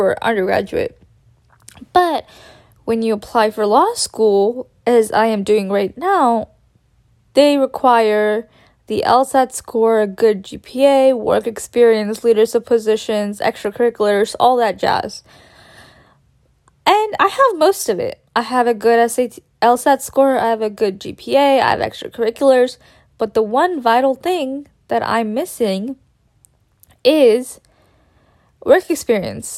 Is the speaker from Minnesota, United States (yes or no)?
no; Texas, United States; also born or lived in India; I consider Texas my home